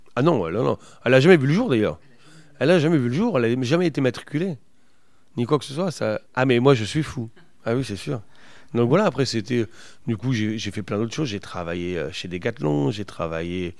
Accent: the Nord, Hauts-de-France, France; chez nous dans le Nord

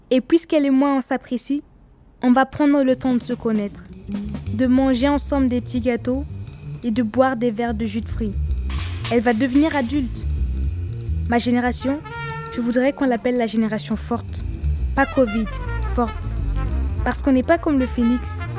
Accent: Ouagadougou, Centre, Burkina Faso; Je viens de Ouagadougou, c'est ma ville. Là-bas, les copains, j'en ai plein.

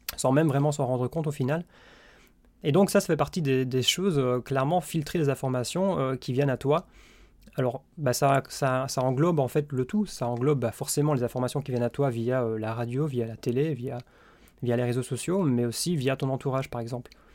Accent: Belgium; je suis belge

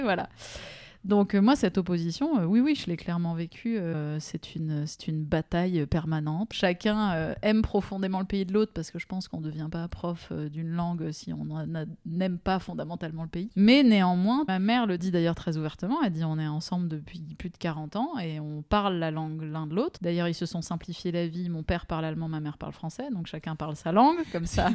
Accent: Strasbourg, Grand Est, France; also born or lived in Germany; des Alsaciens où j'ai grandi

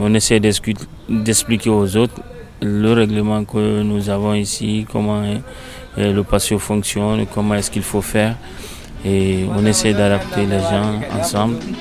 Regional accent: Guinea; now in Grenoble, France; je viens de la Guinée-Conakry

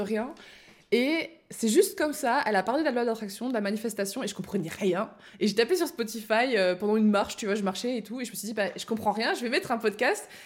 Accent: Belgium; now in France; je suis belge

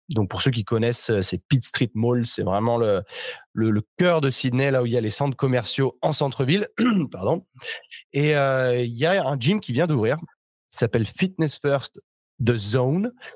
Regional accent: Chambéry, Auvergne-Rhône-Alpes, France; moved away as an adult; also born or lived in Australia / New York; moi, je suis, de Chambéry en Savoie

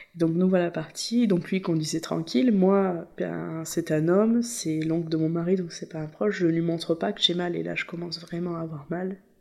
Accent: La Seyne-sur-Mer, Provence-Alpes-Côte d'Azur, France; Nous, on est de la Seine, donc c'est l'autre côté de Toulon.

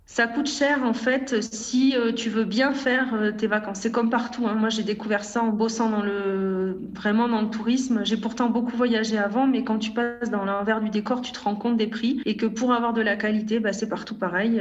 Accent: France; moved away as an adult; on est beaucoup de Français

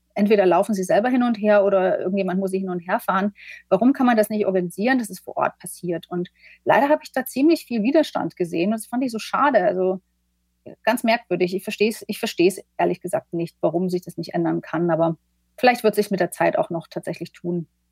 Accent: eastern Germany, Germany; moved away; also born or lived in London; ich komme ja selber aus dem Osten ursprünglich

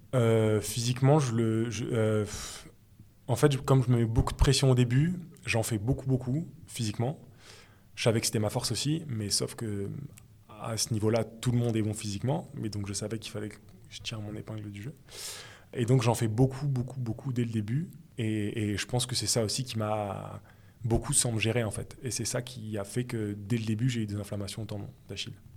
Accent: Torcy, Île-de-France, France; also born or lived in Paris / Noisiel; Je viens de banlieue parisienne, de Seine-et-Marne exactement, donc mhm. euh, dans le 77

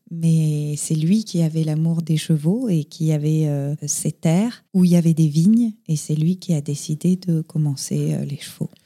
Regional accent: Paris, Île-de-France, France; moved away as an adult; now in Dordogne, France; Je suis née et j'ai grandi euh, à Paris

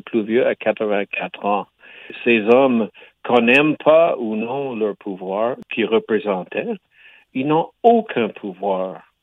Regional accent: Quebec, Canada; je suis canadien, québécois

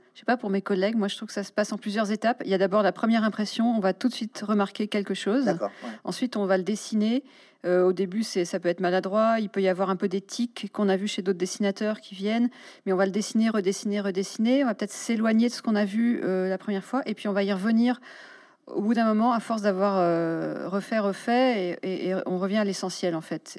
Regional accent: Paris, Île-de-France, France; en tant que Parisienne vivant dans le centre

